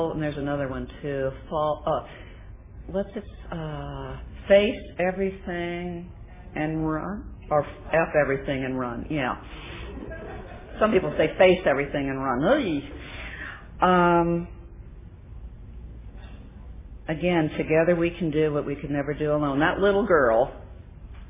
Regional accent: Coronado, California, United States; moved away; I was raised in Coronado, but this time I was living back in Coronado

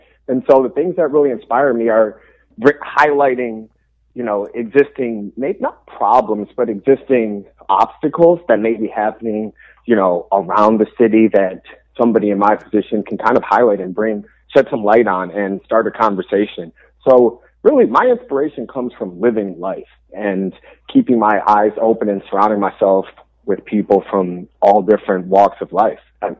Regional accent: Detroit, Michigan, United States; I'm born and raised in Detroit, Michigan, obviously in Indian Village on the east side of the city.

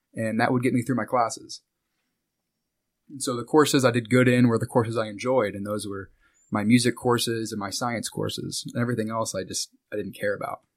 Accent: Wichita, Kansas, United States; moved away as an adult; also born or lived in Mulvane, Kansas / Hutchinson, Kansas; now in Tampa, United States; I grew up here in Wichita, Kansas. Uh, for the first eight years of my life, I, um, kinda moved around, and then this is where my family ended up hunkering down at. And I was here until I graduated high school.

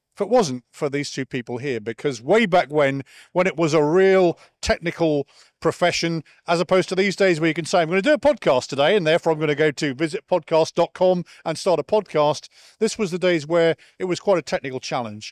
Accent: United Kingdom; moved away; I'm a Brit

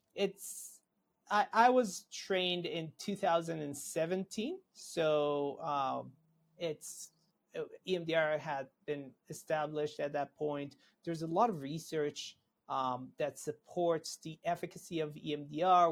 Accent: Israel; moved away as an adult; now in United States; I'm originally from Israel.

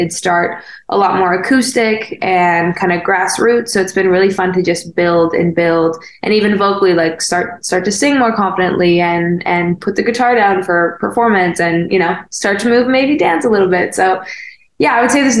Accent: Canada; moved away as an adult; also born or lived in Winnipeg / Toronto; now in Los Angeles, United States; as a Canadian

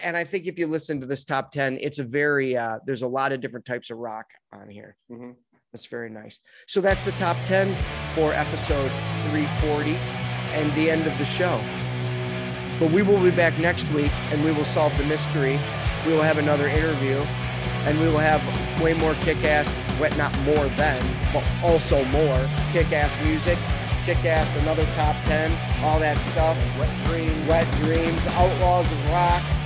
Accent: United States; We're from America.

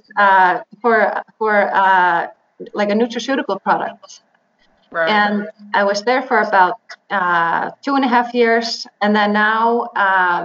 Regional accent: Iceland; moved away as an adult; also born or lived in Dallas, Texas / Duke University, North Carolina; I'm an Icelandic woman. So I was born in Iceland, and I did my bachelor's in biochemistry at the University of Iceland

